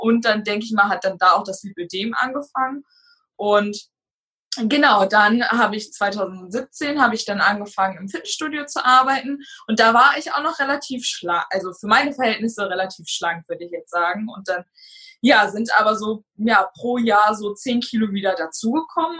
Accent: Hanover, Lower Saxony, Germany; moved away as an adult; now in Kreiswarndorf, Germany; Ich komme gebürtig aus Raum Hannover und bin zu meinem jetzigen Freund gezogen

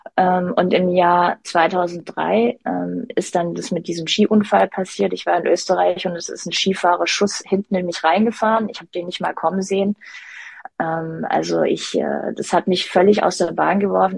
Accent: Stuttgart, Baden-Württemberg, Germany; Stuttgart ist meine Heimat

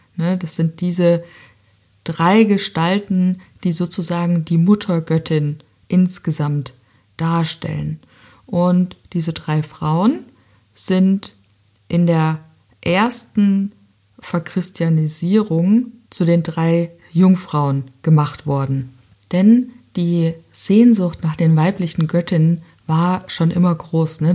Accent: Southern Germany, Germany; bei uns in Süddeutschland

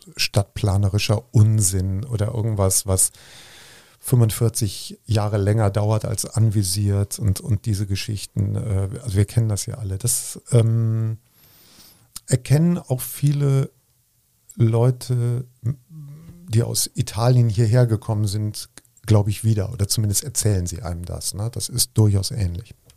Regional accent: Bergisch Gladbach, North Rhine-Westphalia, Germany; now in Cologne, Germany; ich komme aus Bergisch Gladbach, das ist ja irgendwie Köln

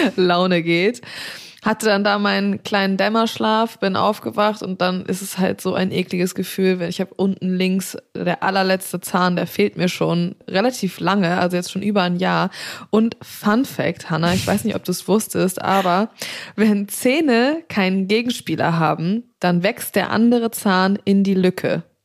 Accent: Black Forest, Baden-Württemberg, Germany; moved away; Und ich bin ja gebürtig aus dem Schwarzwald

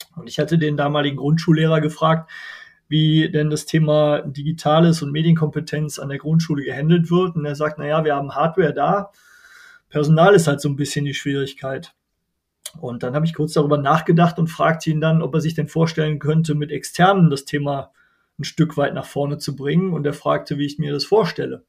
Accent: Wermelskirchen, North Rhine-Westphalia, Germany; Ich komme aus Wermelskirchen, mitten im Bergischen Land zwischen Köln, Wuppertal und Düsseldorf. Hier wohne ich mit meiner Familie.

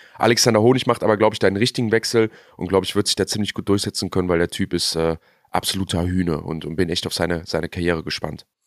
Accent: Germany; wir Deutschen

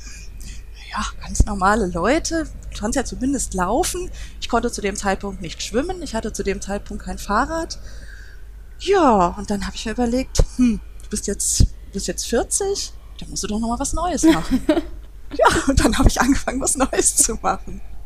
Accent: Duisburg, North Rhine-Westphalia, Germany; Es ist, ist meine Heimatstadt, ich komme daher

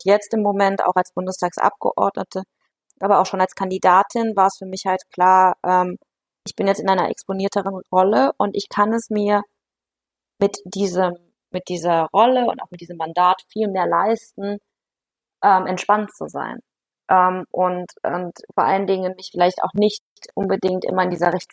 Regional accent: Aachen, North Rhine-Westphalia, Germany; ich komme ähm, aus Aachen und dann sagen die Leute, ja, nee, wo sind sie denn geboren? Sage ich ja in Aachen

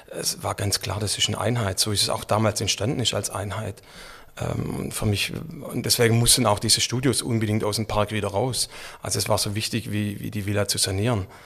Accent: Stuttgart, Baden-Württemberg, Germany; ich bin dann selbst in Rohhager aufgewachsen

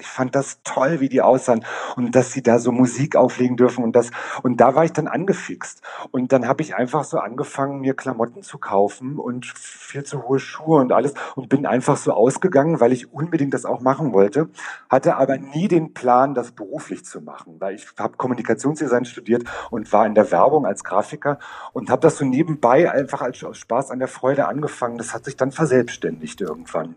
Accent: Berlin, Germany; Ich komme aus Berlin, bin seit 15 Jahren in der Drag-Szene unterwegs

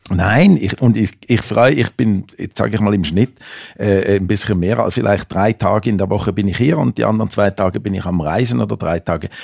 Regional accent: Switzerland; moved away as an adult; also born or lived in Amsterdam; now in Metzingen, Germany; ich bin ja aus der Schweiz

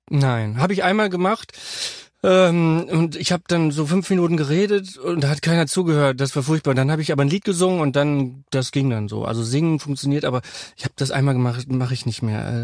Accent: North Rhine-Westphalia, Germany; ich bin ja Westfale

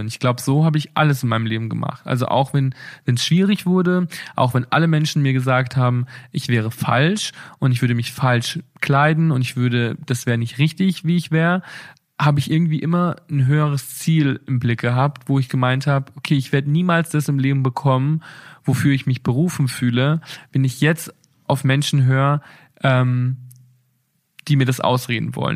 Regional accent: Bad Reichenhall, Bavaria, Germany; now in Berlin, Germany; meiner Heimatstadt

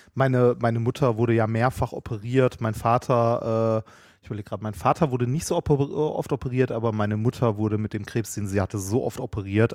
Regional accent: Essen, North Rhine-Westphalia, Germany; born or raised there

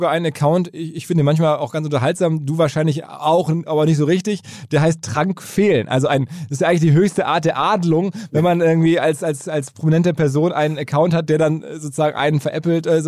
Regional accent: Rhineland, Germany; Ich bin Rheinländer

